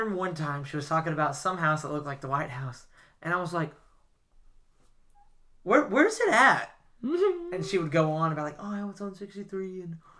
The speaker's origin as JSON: {"language": "English", "region": "the South", "country": "United States", "said": "We're from the South."}